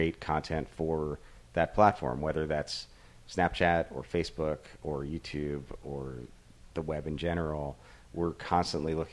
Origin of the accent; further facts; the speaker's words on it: Fort Lauderdale, Florida, United States; moved away; I grew up in Fort Lauderdale